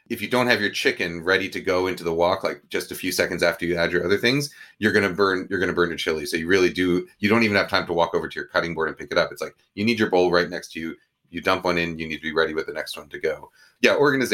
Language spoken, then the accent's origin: English; New York, United States; there's two recipes for Kung Pao chicken in this, but one that's sort of the Chinese American version that I grew up with in New York.